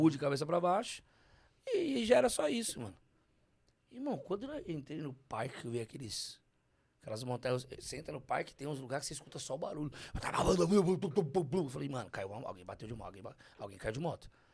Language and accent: Portuguese; São Paulo, Brazil; Eu sou da quebrada de São Paulo